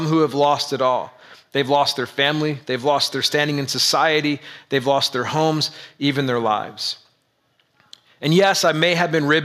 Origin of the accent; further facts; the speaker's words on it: United States; As an American white male in the suburbs